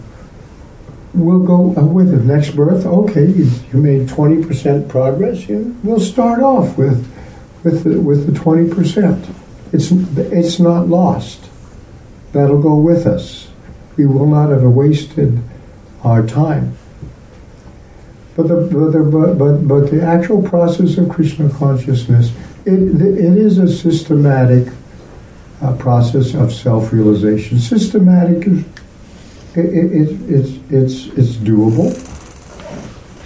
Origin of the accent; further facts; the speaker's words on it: United States; I'm from America